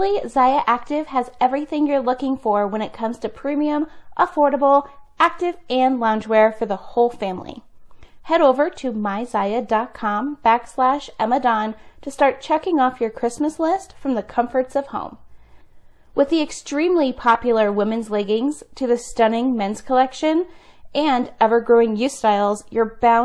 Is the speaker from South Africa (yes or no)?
no; Cleveland, Ohio, United States; also born or lived in Utah; now in Nevada, United States; I'm from Cleveland originally